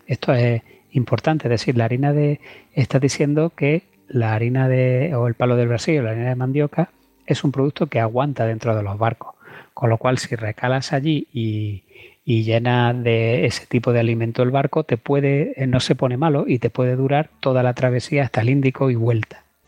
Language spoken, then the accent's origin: Spanish; Cuevas de San Marcos, Andalusia, Spain; Lucena está a 15 kilómetros de mi pueblo, que es Cuevas de San Marcos, que es provincia de Málaga